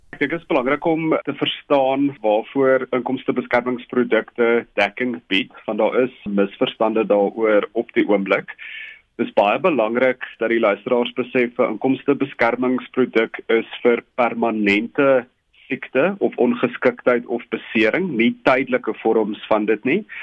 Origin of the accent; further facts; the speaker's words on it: South Africa; ons as Suid-Afrikaners